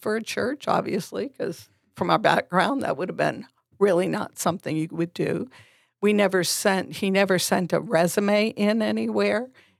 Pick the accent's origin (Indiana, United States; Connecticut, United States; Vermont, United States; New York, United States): Vermont, United States; we came from Vermont, very small New England liberal state